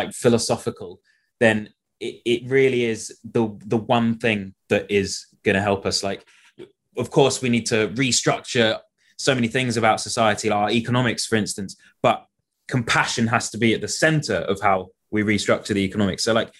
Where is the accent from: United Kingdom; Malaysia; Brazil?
United Kingdom; especially us, like growing up in Britain, where we have this hangover of the Victorian era